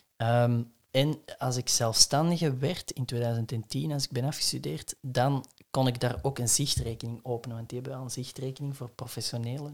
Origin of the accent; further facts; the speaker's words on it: Essen, Flanders, Belgium; het huis waar ik ben opgegroeid in Essen